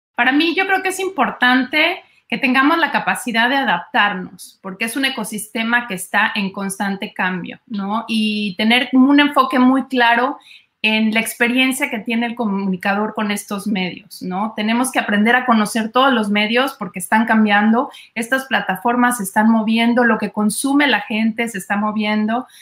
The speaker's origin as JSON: {"language": "Spanish", "country": "Mexico", "moved": "yes", "lives_now": "United States", "said": "soy mexicana"}